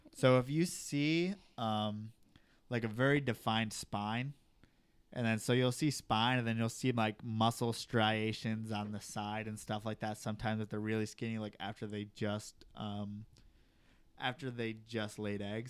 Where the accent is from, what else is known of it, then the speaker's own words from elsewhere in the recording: New York, United States; moved away; I'm from New York. The reason why I don't live in New York